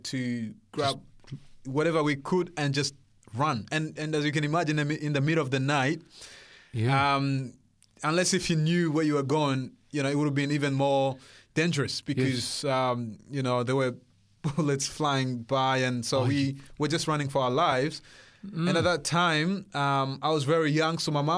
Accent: Burundi; born there; English is a second language; moved away; also born or lived in Congo; I was born in Burundi, the central east of Africa

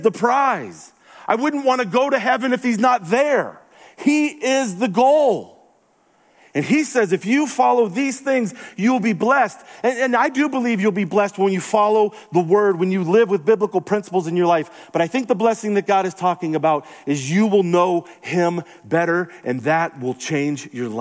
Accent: the South, United States; moved away; also born or lived in Denver; I'm from the South

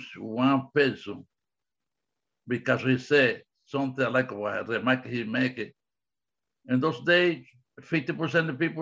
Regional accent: Cuba; English is a second language; moved away; In the 50s, I grew up in Cuba.

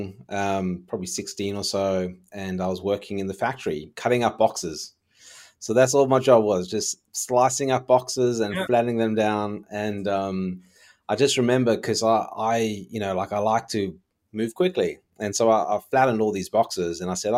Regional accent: Johannesburg, Gauteng, South Africa; now in Australia; I came from Johannesburg, South Africa. And I moved to Australia in 1995

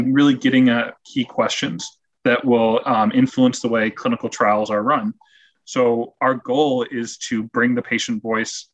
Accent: Rochester, New York, United States; moved away; my hometown of Rochester, New York

